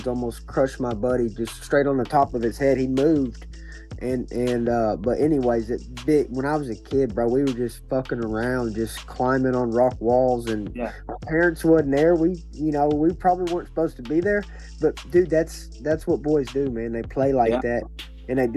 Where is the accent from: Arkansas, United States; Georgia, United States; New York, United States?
Arkansas, United States; Cabot; I grew up in Cabot, and I started going to Searcy because my MMA gym moved to Searcy